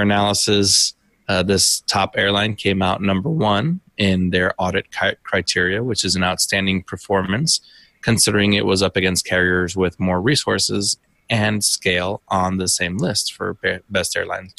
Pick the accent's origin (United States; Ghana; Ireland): United States; also born or lived in United Kingdom; being an American living in the UK